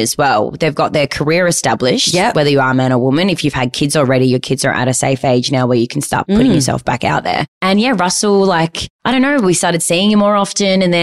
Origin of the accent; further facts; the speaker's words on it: Malvern, Victoria, Australia; we grew up in Malvern